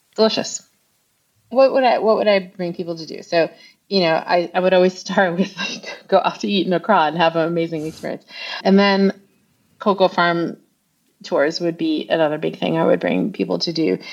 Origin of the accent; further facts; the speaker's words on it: Long Island, New York, United States; moved away as an adult; also born or lived in Ghana; I grew up mostly on Long Island